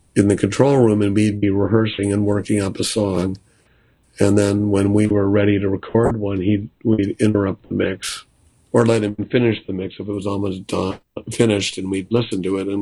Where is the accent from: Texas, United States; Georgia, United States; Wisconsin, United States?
Wisconsin, United States; Milwaukee; now in New York, United States; where I grew up in Milwaukee